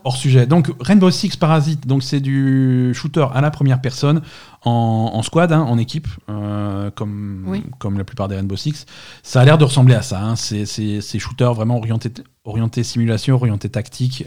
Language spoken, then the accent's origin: French; Marseille, Provence-Alpes-Côte d'Azur, France; je suis marseillais